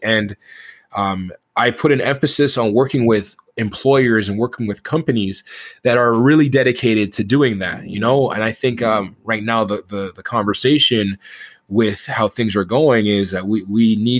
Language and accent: English; Toronto, Ontario, Canada; I grew up in Toronto, and you know, I didn't grow up in the best of neighborhoods for a good portion of my life